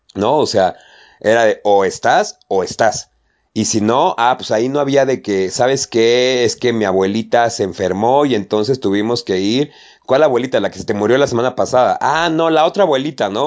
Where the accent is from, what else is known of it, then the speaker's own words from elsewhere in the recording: Mexico; a nosotros como mexicanos